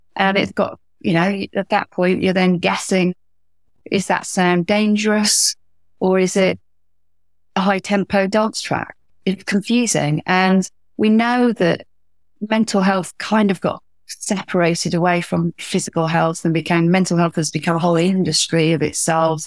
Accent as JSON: {"language": "English", "region": "Wales", "country": "United Kingdom", "said": "from Wales"}